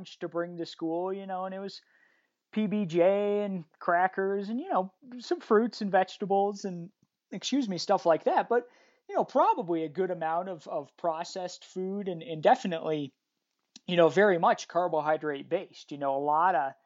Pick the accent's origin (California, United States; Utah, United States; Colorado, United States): Colorado, United States; Evergreen; I grew up right here. Same, I live in Evergreen, Colorado